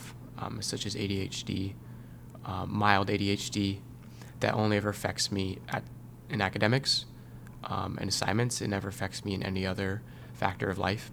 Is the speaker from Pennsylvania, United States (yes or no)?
no; Northern Virginia, United States; I'm from Northern Virginia